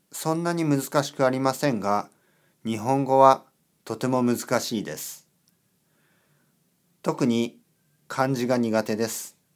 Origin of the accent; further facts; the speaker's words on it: Colombia; Japanese is a second language; now in Barcelona, Spain; 私の名前はジェスカです。コロンビア出身です。今はスペインのバルセロナに住んでいます。